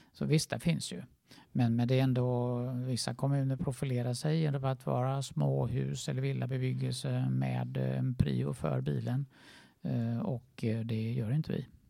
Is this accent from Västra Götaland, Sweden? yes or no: yes; Gothenburg, Västra Götaland, Sweden; moved away; min hemstad Göteborg